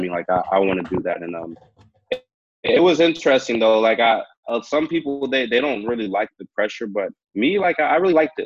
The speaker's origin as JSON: {"language": "English", "town": "Hayward", "region": "California", "country": "United States", "tie": "born or raised there", "moved": "yes", "lives_now": "Vancouver, Canada", "said": "I grew up in Hayward, California"}